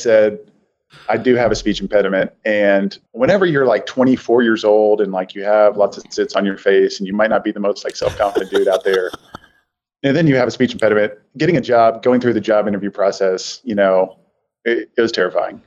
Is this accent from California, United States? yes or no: no; Richardson, Texas, United States; I grew up in Richardson, Texas, which is a suburb of Dallas